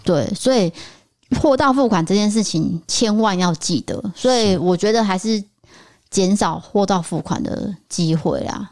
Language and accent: Chinese; Taiwan; 我们台湾人